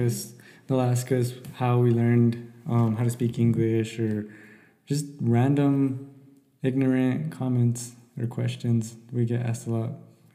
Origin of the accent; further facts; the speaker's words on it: Santa Fe, New Mexico, United States; also born or lived in Dodge City, Kansas / Salt Lake City, Utah; We stayed there till I think I was like 4. We ended up going to Mexico for a whole year. And then we came here to Santa Fe and pretty much grew up here in Santa Fe.